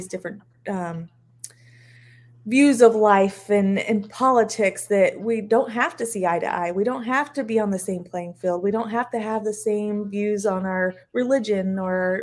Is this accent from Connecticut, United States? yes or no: no; Eastern New Mexico, United States; moved away; I grew up in Eastern New Mexico